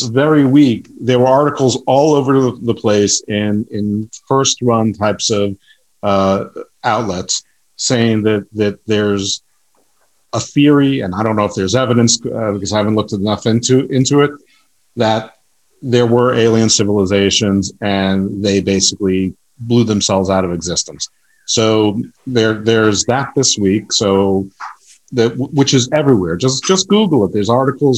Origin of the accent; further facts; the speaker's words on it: United States; we're American centric